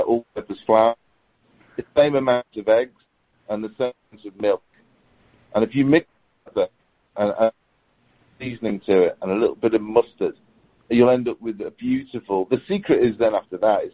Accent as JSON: {"language": "English", "area": "Liverpool, Wirral", "region": "North West England", "country": "United Kingdom", "tie": "born or raised there", "said": "I'm in the northwest of the UK, so Liverpool, Wirral, that area"}